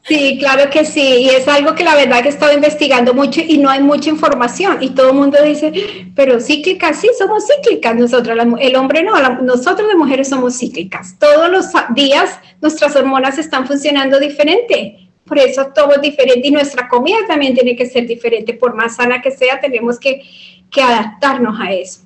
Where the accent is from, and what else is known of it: Colombia